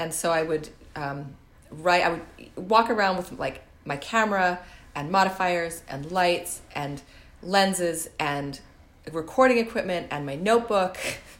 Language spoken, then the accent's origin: English; Canada; also born or lived in Vancouver; I came from Canada and I had met Chris, who's my husband now and a boyfriend at the time.